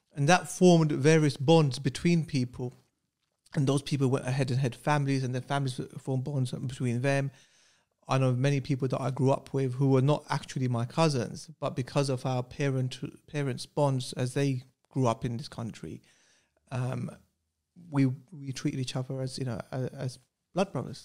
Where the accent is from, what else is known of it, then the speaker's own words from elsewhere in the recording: Luton, East of England, United Kingdom; I went to Denby uh, infants in junior school, which is predominantly Asians because they're now Asian areas. And in Luton at that time